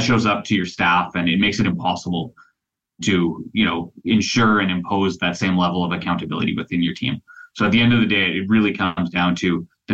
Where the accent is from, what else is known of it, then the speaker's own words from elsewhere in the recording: Port McNeill, British Columbia, Canada; I'm an Islander. I grew up in Port McNeil.